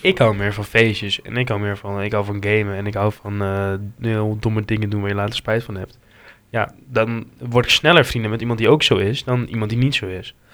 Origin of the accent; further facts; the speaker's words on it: Hengelo, Overijssel, Netherlands; uit Hengelo